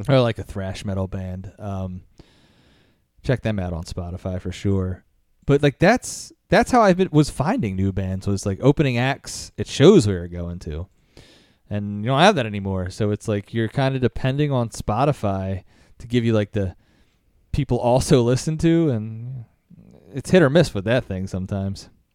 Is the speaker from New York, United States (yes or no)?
no; Philadelphia, Pennsylvania, United States; also born or lived in Lancaster, Pennsylvania; I'm from Philly